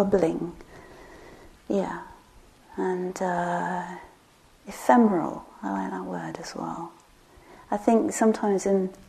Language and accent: English; England, United Kingdom; moved away; my beloved village where I grew up in England